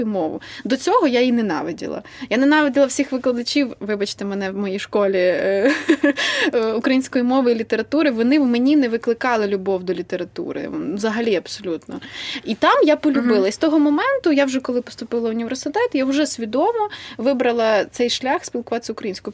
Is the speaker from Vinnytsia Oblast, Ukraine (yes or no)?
yes; Vinnytsia, Vinnytsia Oblast, Ukraine; я з Вінниці